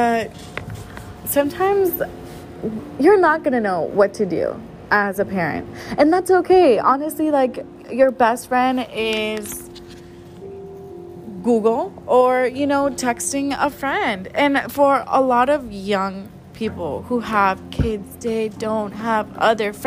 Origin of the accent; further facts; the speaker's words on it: San Antonio, Texas, United States; also born or lived in Mexico; I was born in Mexico, but I was raised here in San Antonio, Texas.